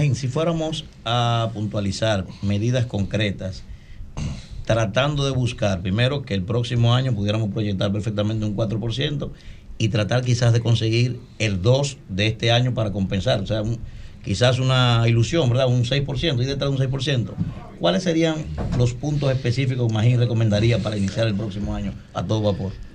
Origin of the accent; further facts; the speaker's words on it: Dominican Republic; mi alegría como dominicano